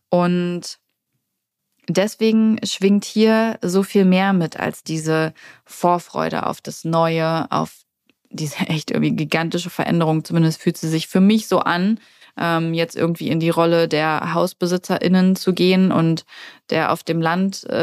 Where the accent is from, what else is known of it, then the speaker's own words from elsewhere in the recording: Hamburg, Germany; moved away as an adult; als ich damals aus Hamburg, also als ich damals aus meiner Heimatstadt weggegangen bin